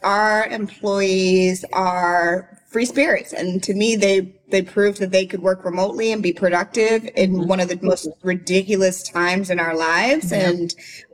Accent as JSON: {"language": "English", "town": "St. Louis", "region": "Missouri", "country": "United States", "tie": "born or raised there", "moved": "as an adult", "lives_now": "Nashville, United States", "said": "I'm from St. Louis"}